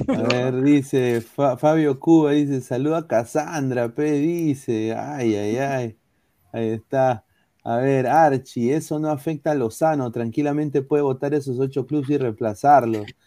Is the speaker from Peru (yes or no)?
yes; Peru; soy peruano